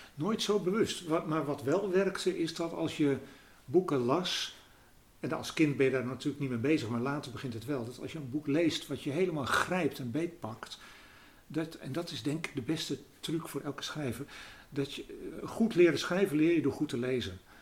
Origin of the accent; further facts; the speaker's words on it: Netherlands; ik uit Nederland kom